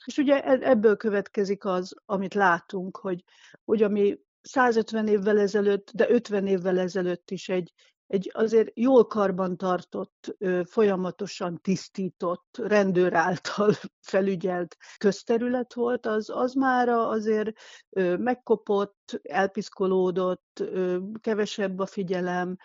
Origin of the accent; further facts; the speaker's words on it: Budapest, Hungary; ott születtünk mind a ketten a testvéremmel